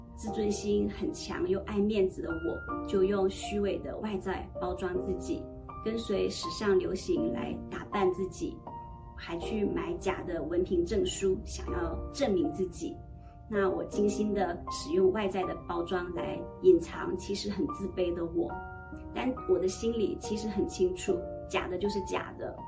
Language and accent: Chinese; Heilongjiang, China; moved away; 我出生在充满北国风光的大陆黑龙江